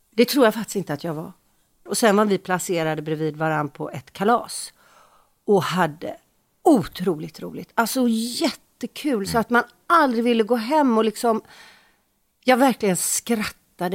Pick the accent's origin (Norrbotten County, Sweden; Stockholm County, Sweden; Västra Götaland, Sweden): Västra Götaland, Sweden; Gothenburg; vi är från Göteborg